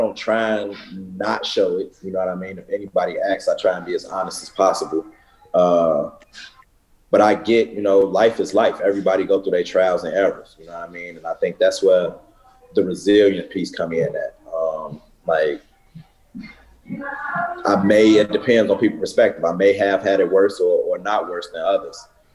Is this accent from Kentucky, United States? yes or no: no; Chicago, Illinois, United States; I'm from Chicago, I'm from the hood